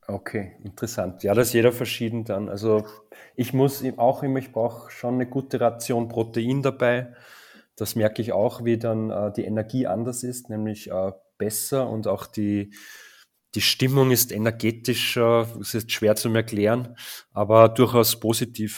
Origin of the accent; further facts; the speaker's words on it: Linz, Upper Austria, Austria; in Österreich, in Oberösterreich zu sein und da gibt es halt rund um meine Heimatstadt Linz sehr viele Bauern